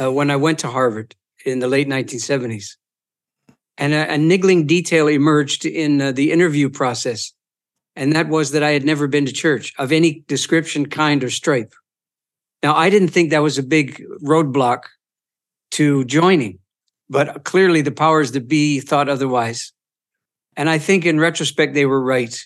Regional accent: Eastern Ontario, Canada; moved away; also born or lived in Boston; Eastern Ont, Ontario, uh, around the Great Lakes Basin

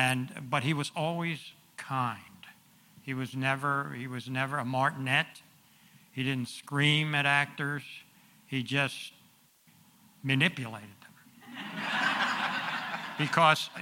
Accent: New York City, New York, United States; growing up in the New York theater with my dad

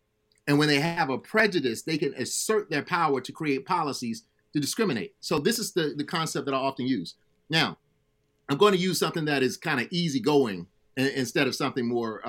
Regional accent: Alabama, United States; I grew up in Alabama.

